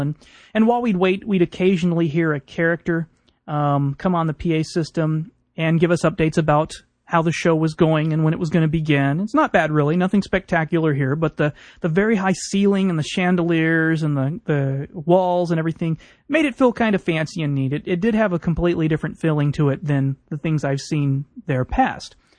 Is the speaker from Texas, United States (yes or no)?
yes; Houston, Texas, United States; growing up in Houston